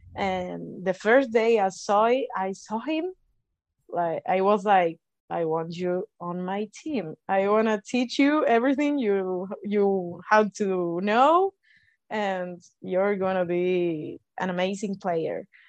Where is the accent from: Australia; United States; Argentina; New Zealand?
Argentina; from Argentina